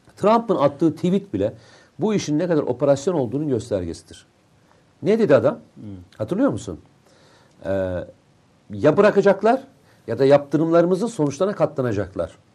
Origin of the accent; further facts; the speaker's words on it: Black Sea Region, Turkey; Bir Karadenizli olarak